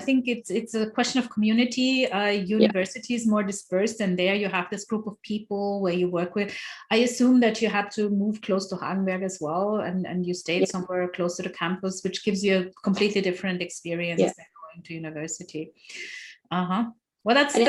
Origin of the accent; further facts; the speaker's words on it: Nigeria; I did not have a community. I came from Nigeria. I didn't know anyone.